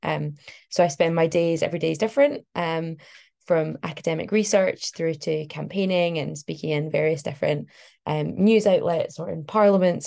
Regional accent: Glasgow, Scotland, United Kingdom; moved away as an adult; Glasgow, which is where I'm from. So I was born in Glasgow, lived there for like most of my life. Um, and I've only just recently moved away.

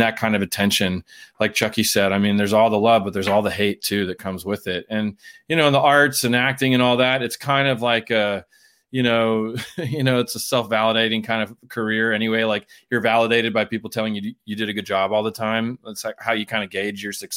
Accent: San Diego, California, United States; moved away as an adult; also born or lived in Pittsburgh / New York; I'm from San Diego originally, and I got a black belt in Taekwondo when I was about 11 years old.

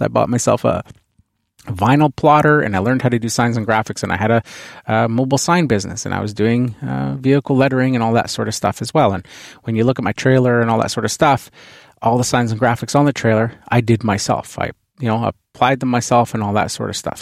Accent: Canada; being Canadian here, uh, hockey is a huge, uh, the N H L team here is the, the, um, Vancouver Canucks

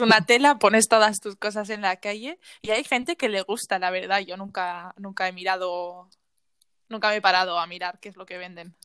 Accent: Spain; moved away as an adult; now in Netherlands; yo que vengo de España

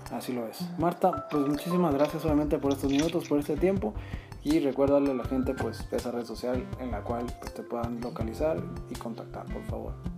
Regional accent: Mexico

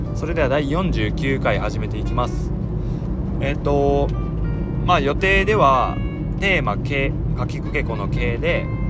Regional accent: Suzuka, Mie, Japan; 僕の地元の、えー、三重県鈴鹿市

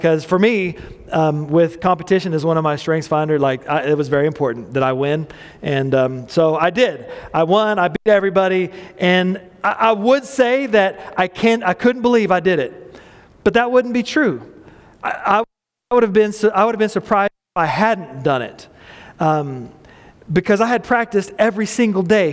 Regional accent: Midland, Texas, United States; I grew up in a mobile home park, Airline Mobile Home Park in Midland, Texas

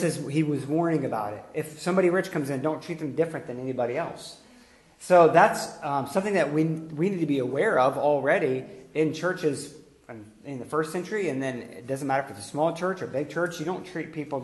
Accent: Pittsburgh, Pennsylvania, United States; we're all Pittsburghers here, we're all going to have a similar culture

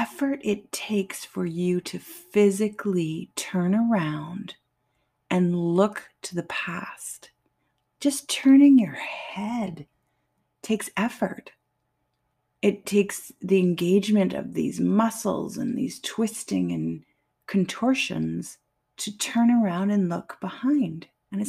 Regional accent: Canada; I'm French Canadian

